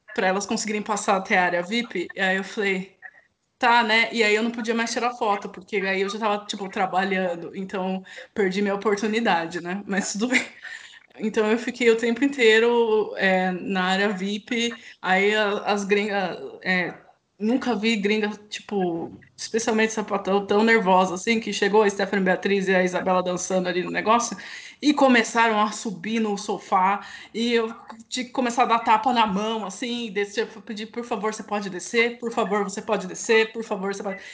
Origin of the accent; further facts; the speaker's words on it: Campinas, São Paulo, Brazil; Eu sou de Campinas